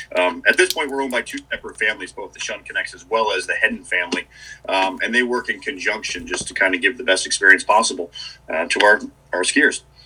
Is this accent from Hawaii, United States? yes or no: no; Dutchess County, New York, United States; also born or lived in Boston; I'm from uh, Dutchess County, New York